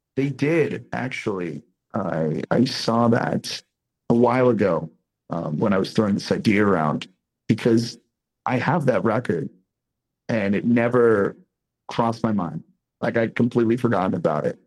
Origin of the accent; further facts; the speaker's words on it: Boston, Massachusetts, United States; now in Las Vegas, United States; I'm from the East Coast. I'm from Boston